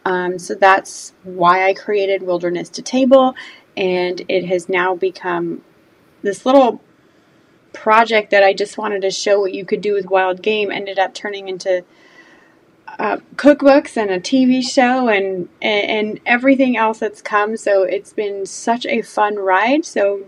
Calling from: Georgia, United States; I am in Georgia

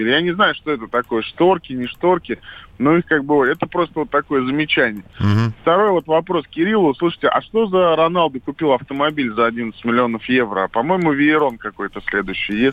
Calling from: Rostov-on-Don, Rostov Oblast, Russia; Я из Ростова-на-Дону столица Юга России, как вам известно.

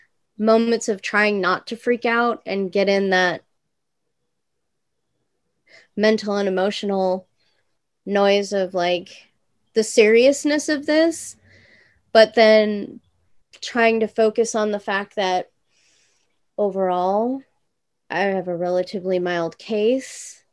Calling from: Ukiah, California, United States; Ukiah, California.

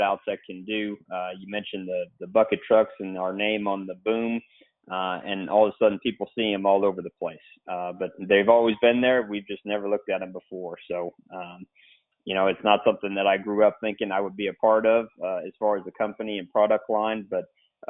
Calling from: Houston, Texas, United States; I'm calling from Houston, Texas.

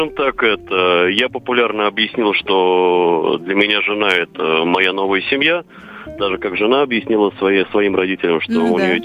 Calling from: Moscow, Russia; звоню я из Москвы.

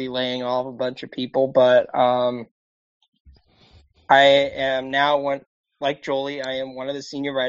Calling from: Annapolis, Maryland, United States; I am calling in from Annapolis, Maryland, on the East Coast.

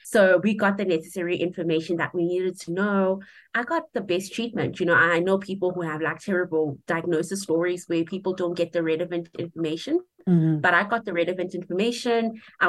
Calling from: Polokwane, Limpopo, South Africa; I am calling in from Polokwane in the Limpopo province of South Africa.

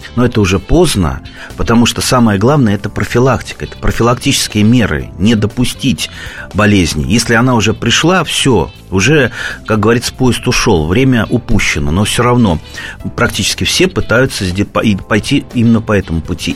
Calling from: Tver, Tver Oblast, Russia; Я звоню из Твери

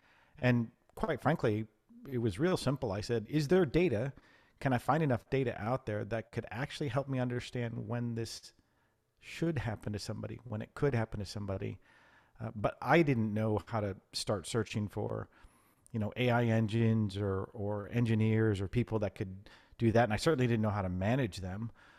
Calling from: Dallas, Texas, United States; I'm in Dallas, Texas, home of the Cowboys and the one and only Yankee fan here.

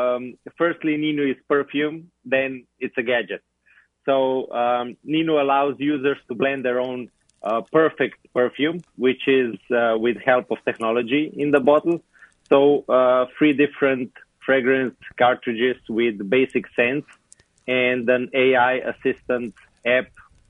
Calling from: Slovenia; I'm in Slovenia.

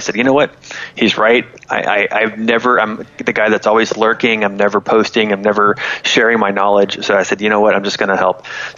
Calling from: Florida, United States; I'm in Florida.

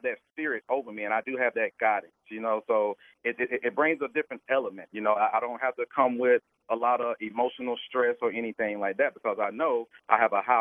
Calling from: Atlanta, Georgia, United States; I'm in Atlanta, Georgia.

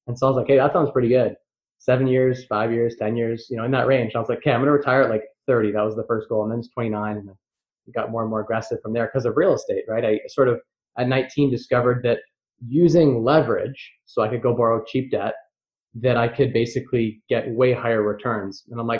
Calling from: London, Ontario, Canada; London, Ontario, Canada.

